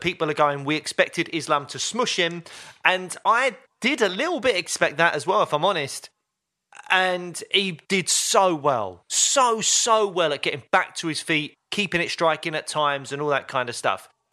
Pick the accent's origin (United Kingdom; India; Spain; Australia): United Kingdom; as a British M M A fan